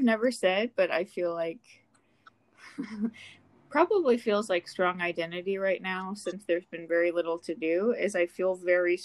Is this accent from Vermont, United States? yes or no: no; New York, United States; I'm a New Yorker.